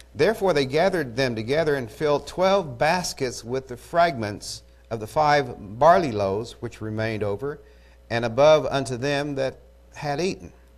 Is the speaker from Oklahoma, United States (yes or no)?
yes; Eufaula, Oklahoma, United States; I'm from Eufaula